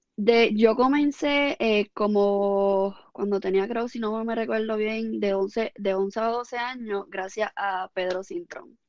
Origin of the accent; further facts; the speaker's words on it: Ponce, Puerto Rico; now in Coamo, Puerto Rico; yo nací en Ponce y realmente, y, pero vivo en Cuamo. Pero toda mi vida he estudiado en Ponce, desde grado kinder hasta grado 12